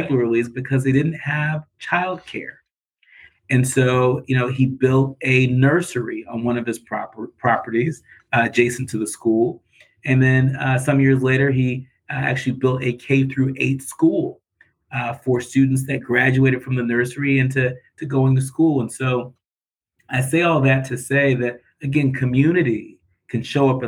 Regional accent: California, United States; now in Detroit, United States; They met in college in Texas and had me many years later in California

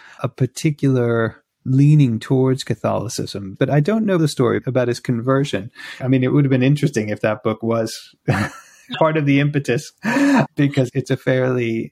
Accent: United States; moved away; I grew up in the States

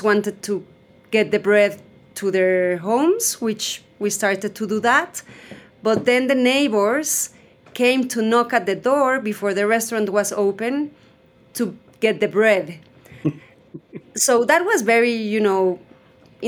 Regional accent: Mexico City, Mexico; I'm Mexican from Mexico City. I have lived in Mexico City almost all my life.

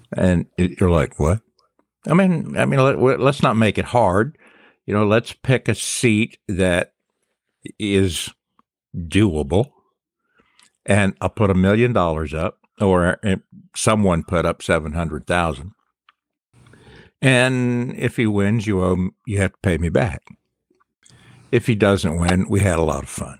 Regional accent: Charleston, South Carolina, United States; growing up in Charleston

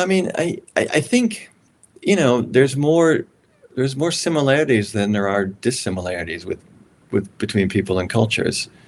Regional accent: Maryland, United States; I came from Maryland

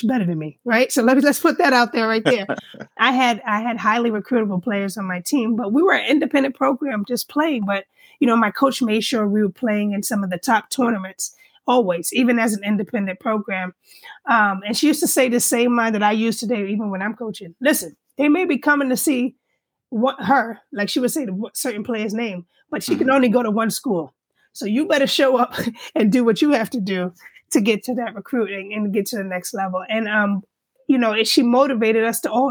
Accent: New York, United States; now in Northern Virginia, United States; born and raised in New York, one of five children.

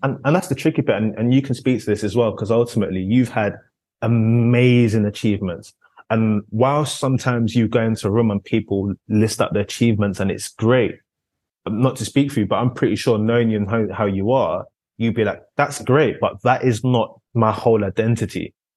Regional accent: London, United Kingdom; growing up in South London, Concrete Catalonia as it's dubbed

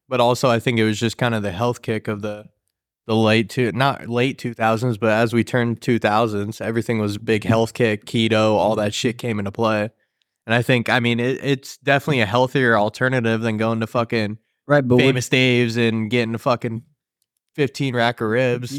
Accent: Midwest, United States; Now, we might be a little bit better crowd because we're from the Midwest and people tend to be a little bit nicer out here.

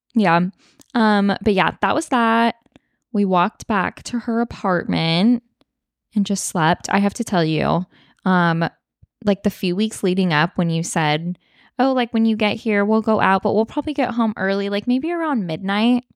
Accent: Sacramento, California, United States; I'm like from Sacramento area

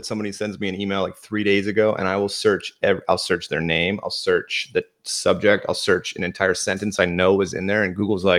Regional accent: Williamsport, Pennsylvania, United States; moved away as an adult; now in North Carolina, United States; I grew up in Williamsport, Northeastern Central

